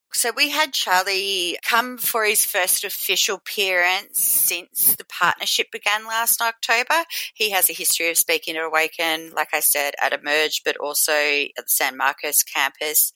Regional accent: Australia; I'm from Australia

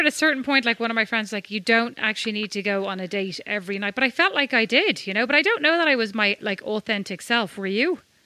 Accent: Ireland; I'm Irish.

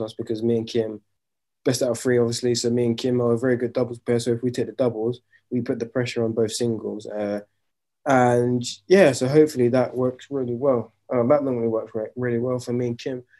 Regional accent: London, United Kingdom; growing up in London

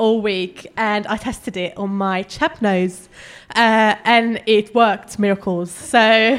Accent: Hungary; now in London, United Kingdom; I'm from Hungary, but I'm living in London.

